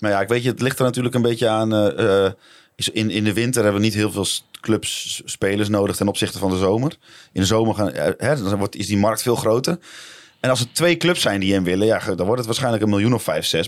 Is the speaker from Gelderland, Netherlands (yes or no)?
no; Dalfsen, Overijssel, Netherlands; moved away; ik kom uit Dalfsen, dat ik dan nu zeg, nou, dan ga ik wel weer in Dalfsen wonen